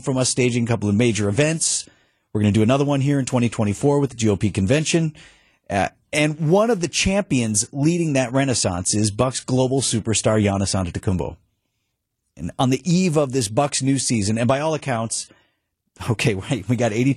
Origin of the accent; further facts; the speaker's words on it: Milwaukee, Wisconsin, United States; this is my hometown